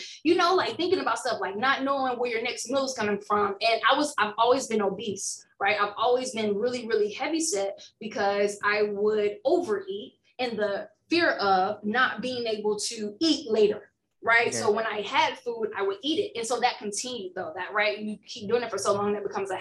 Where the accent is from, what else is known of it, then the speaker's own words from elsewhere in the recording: Alabama, United States; Alabama bred me, raised and bred